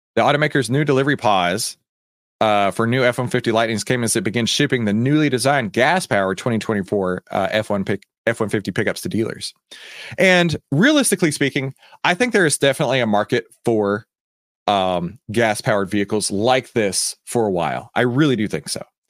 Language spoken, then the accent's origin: English; Texas, United States; Texas, my home state